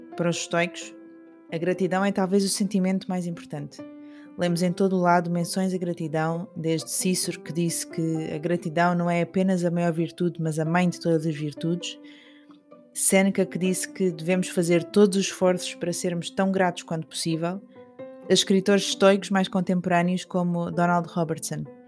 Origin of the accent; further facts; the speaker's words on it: Algarve, Portugal; minha infância no Algarve